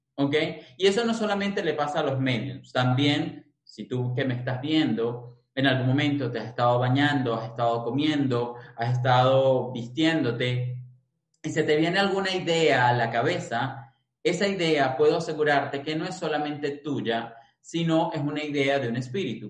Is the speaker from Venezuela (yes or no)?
yes; Caracas, Capital District, Venezuela; nacido y crecido en Venezuela, en Caracas